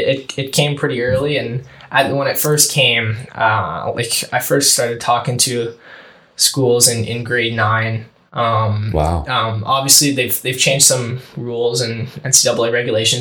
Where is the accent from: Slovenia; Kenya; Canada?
Canada; Brockville, Ontario; I came back to Brockville and played in my hometown, for the Braves